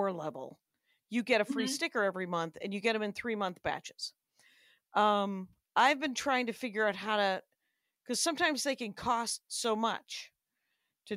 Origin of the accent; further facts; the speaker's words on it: Wisconsin, United States; I'm from Wisconsin, so I've had a lot of sauerkraut in my life